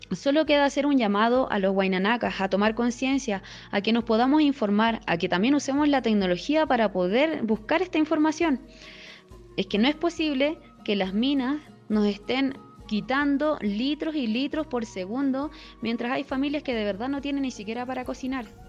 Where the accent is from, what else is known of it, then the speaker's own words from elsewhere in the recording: Putre, Arica y Parinacota, Chile; soy del pueblo de Putre, ubicado en la 15 región de Arica y Perinacota, en el altiplano.